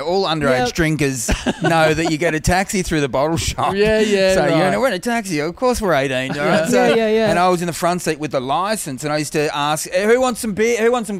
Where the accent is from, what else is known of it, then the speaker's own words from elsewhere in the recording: Warrnambool, Victoria, Australia; moved away; Growing up in Warrnambool, like Ballarat was our, that was the big city.